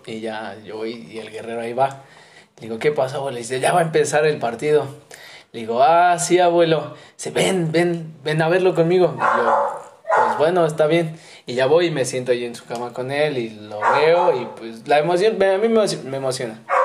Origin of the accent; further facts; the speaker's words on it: Mexico City, Mexico; moved away as an adult; now in Xalapa, Mexico; Y yo soy de la Ciudad de México, soy mero chilango, pero... Pero ahorita ando aquí en Jalapa